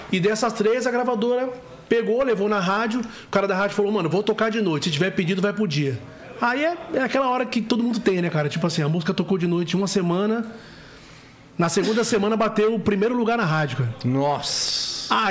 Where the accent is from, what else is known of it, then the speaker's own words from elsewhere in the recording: São Paulo, Brazil; also born or lived in Recife; Então, eu nasci no Recife, vim pra cá pra São Paulo.